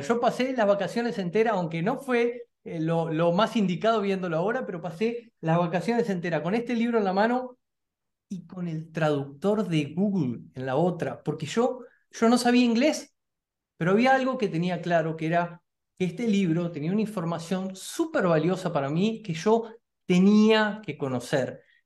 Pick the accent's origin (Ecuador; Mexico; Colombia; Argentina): Argentina; yo soy argentino